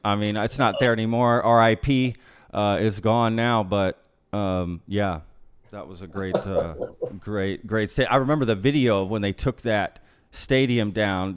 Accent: Grapevine, Texas, United States; also born or lived in Austin, Texas; Grapevine, Colleyville.

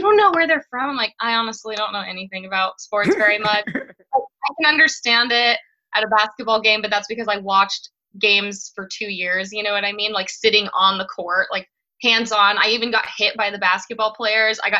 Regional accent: Farmington, New Mexico, United States; moved away as an adult; also born or lived in Albuquerque, New Mexico; now in Phoenix, United States; I'm from a really small town of Farmington, New Mexico. It's, like, right in the Four Corners on the border of Colorado. So I was raised kind of like a small town girl

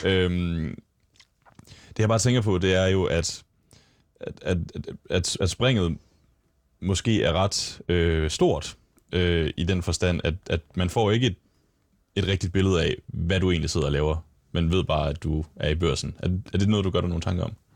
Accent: Lemvig, Central Denmark Region, Denmark; moved away; der ligger hjemme i Lemvi, hvor det er, jeg kommer fra

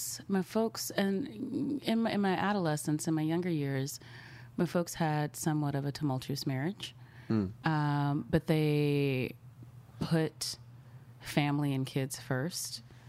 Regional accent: Dallas, Texas, United States; Mm-hmm, in Dallas.

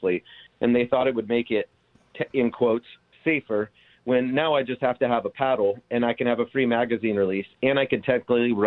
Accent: Orange County, California, United States; born and raised in Orange County

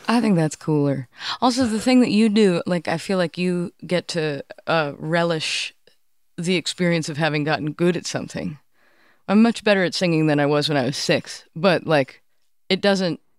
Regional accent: Cambridge, Massachusetts, United States; I grew up in Cambridge, Massachusetts

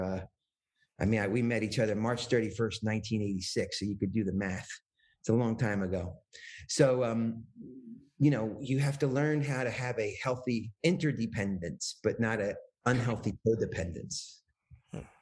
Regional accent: New Jersey, United States; I came from New Jersey

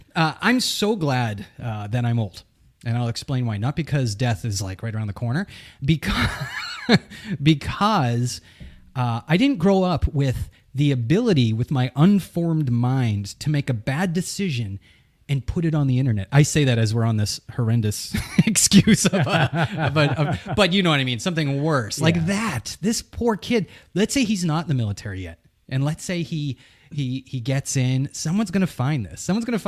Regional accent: New England, United States; I'm from New England.

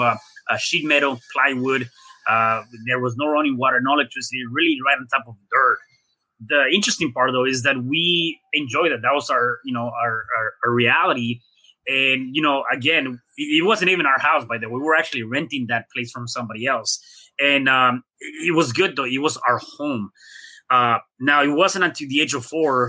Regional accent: Mexico City, Mexico; I was born in Mexico City

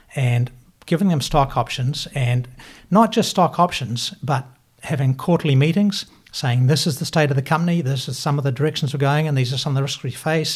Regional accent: Invercargill, Southland, New Zealand; moved away as an adult; also born or lived in United States; now in Auckland, New Zealand; I'm from Invercargill.

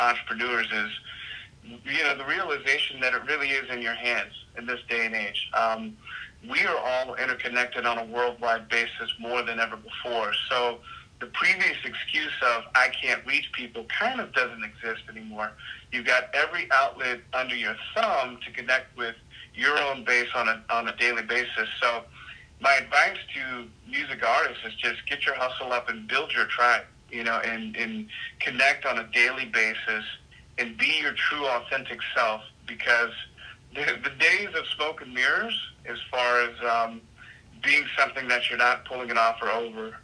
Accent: Virginia Beach, Virginia, United States; moved away as an adult; now in Los Angeles, United States; I originally come from Virginia Beach

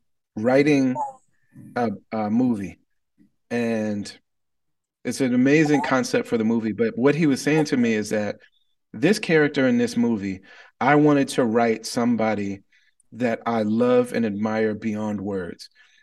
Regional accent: Wisconsin, United States; born there; I was born albino in the Midwest in rural Wisconsin. And so it's an overwhelmingly white place.

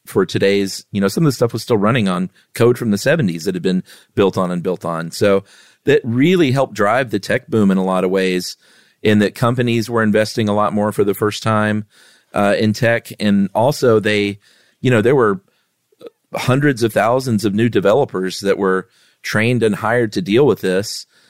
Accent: Lowell, Massachusetts, United States; I'm from Lowell, Massachusetts, where they claim the Industrial Revolution was born.

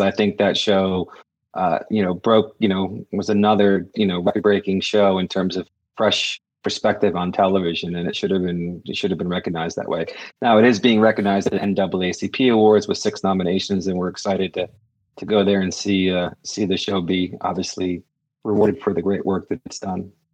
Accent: Cape Cod, Massachusetts, United States; I'm from the Cape

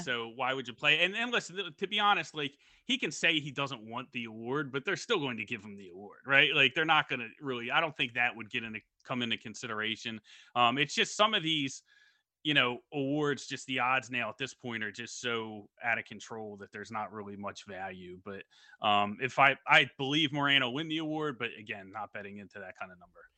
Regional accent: Philadelphia, Pennsylvania, United States; I'm from Philadelphia

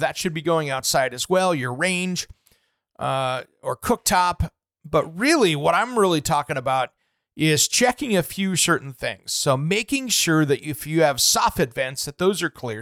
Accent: Eastern Washington, United States; moved away; growing up in Eastern Washington where I did

